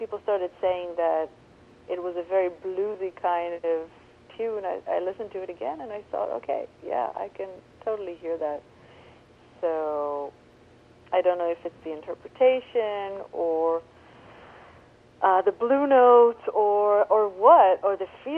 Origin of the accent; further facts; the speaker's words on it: Israel; I grew up in Israel, which is the Middle East